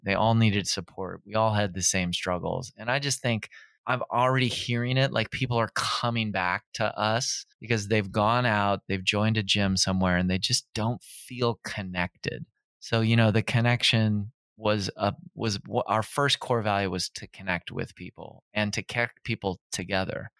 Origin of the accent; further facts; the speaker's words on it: Minnesota, United States; moved away as an adult; also born or lived in Encino, California; now in Pasadena, United States; I'm from Minnesota originally